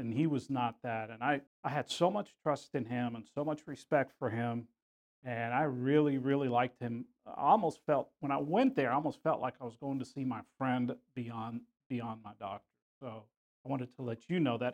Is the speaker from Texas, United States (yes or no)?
yes; Houston, Texas, United States; I grew up here in Houston